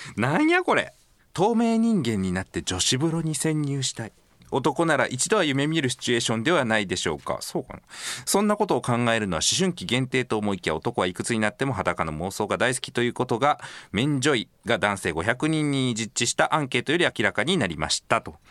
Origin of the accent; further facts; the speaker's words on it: Okayama, Japan; also born or lived in Tenma, Osaka; now in Osaka, Japan; 私岡山出身なんですが天満に住んでもう13年になります